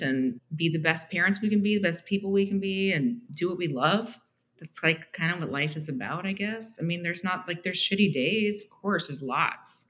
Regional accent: Canada; moved away as an adult; also born or lived in Toronto; now in Argyle, United States; we both speak French because we grew up in Canada

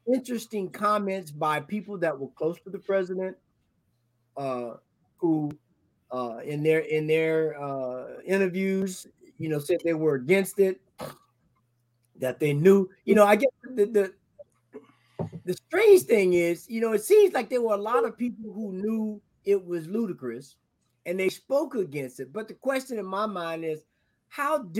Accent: the South, United States; I'm from the South

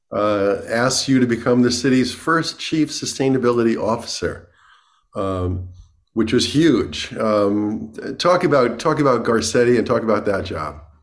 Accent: New York City, New York, United States; I'm from New York City

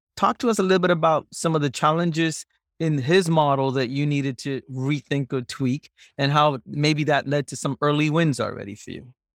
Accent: Singapore; moved away; you grew up in Singapore.

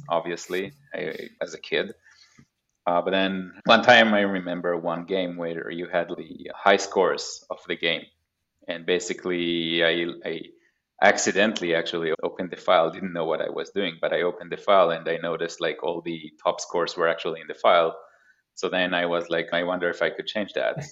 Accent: Haifa, Haifa District, Israel; moved away as an adult; also born or lived in Tel Aviv area, Israel; now in Pacific Northwest, United States; So I grew up in Israel. I was born in 1986, which is a long time ago. Grew up in Haifa, which is like a northern city in Israel

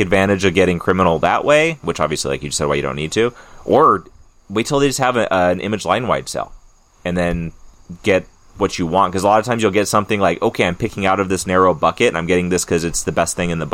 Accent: Mojave Desert, California, United States; also born or lived in Santa Clarita, California; now in Maine, United States; I grew up in the desert in California. I grew up in in the Mojave

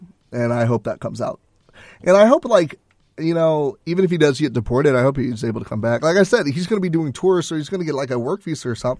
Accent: Texas, United States; And I think we see that a lot more because we're from Texas

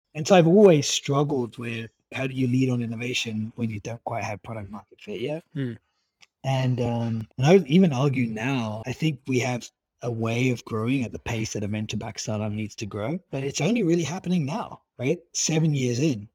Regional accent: United Kingdom; being British

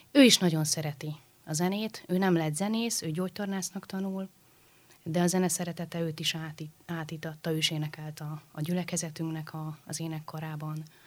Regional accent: Budapest, Hungary; Budafokon a baptista imaházban. Uh-huh. Ugye én ott születtem, ott nőttem fel

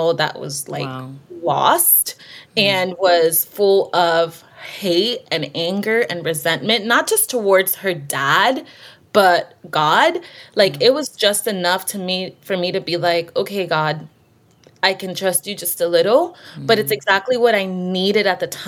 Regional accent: Miami, Florida, United States; now in Tulsa, United States; I grew up in Miami, so I haven't lived in Tulsa my whole life, but I grew up in Miami

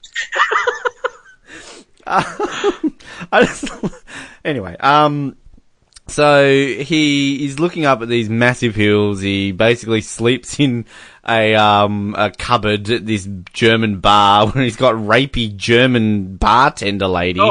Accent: Australia; as an Australian

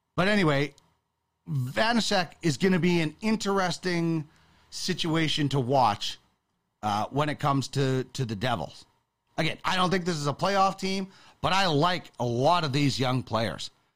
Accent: Brandon, Manitoba, Canada; I grew up in Brandon

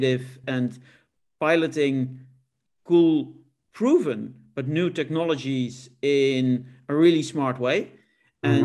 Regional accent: Netherlands; my home country of the Netherlands

